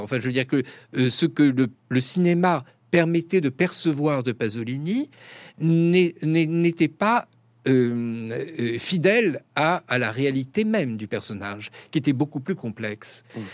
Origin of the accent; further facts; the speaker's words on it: France; je suis français, je ne suis pas italien